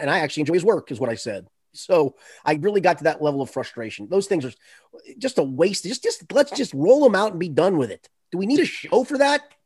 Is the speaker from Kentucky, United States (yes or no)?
yes; Boone County, Kentucky, United States; I'm from Boone County